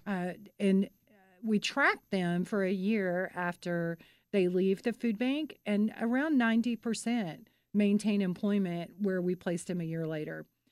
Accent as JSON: {"language": "English", "town": "Mansfield", "region": "Texas", "country": "United States", "said": "I'm from Mansfield, which is home of Best Made Pickles"}